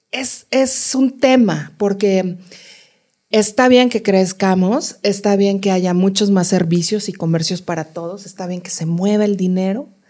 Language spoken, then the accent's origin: Spanish; Mexico City, Mexico; todas esas cosas que uno siempre quiso como chilango